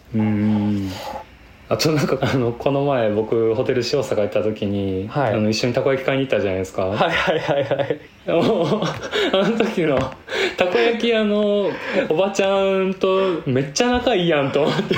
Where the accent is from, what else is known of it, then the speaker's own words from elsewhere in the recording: Kyoto, Japan; 僕もやっぱ京都で生まれ育ってる